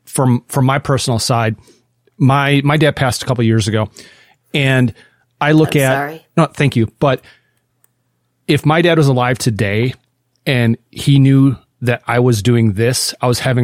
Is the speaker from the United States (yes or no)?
yes; Midwest, United States; we're both from the Midwest. Doug and I are both from the Midwest.